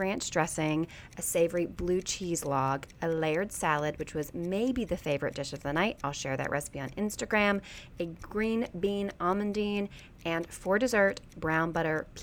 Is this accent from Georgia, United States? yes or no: yes; Baxley, Georgia, United States; moved away; my hometown of Baxley, Georgia